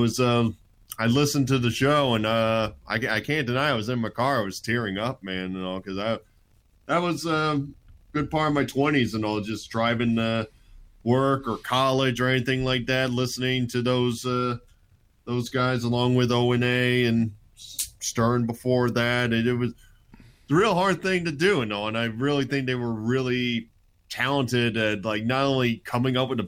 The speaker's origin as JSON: {"language": "English", "region": "New Jersey", "country": "United States", "tie": "born or raised there", "said": "growing up in New Jersey with the New York radio scene"}